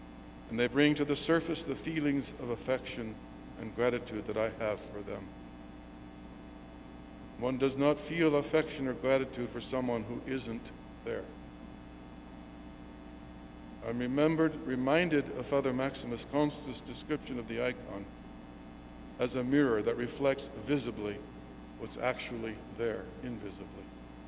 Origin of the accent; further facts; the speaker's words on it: Texas, United States; I'm a Texan. Born in Texas.